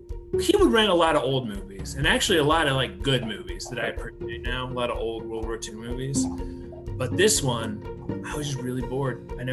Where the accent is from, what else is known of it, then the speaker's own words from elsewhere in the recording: Kansas, United States; we're from Kansas.